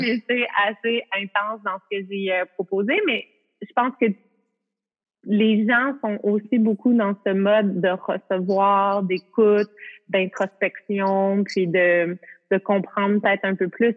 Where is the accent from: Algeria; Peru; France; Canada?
Canada; je peux pas travailler aux États-Unis, je suis canadienne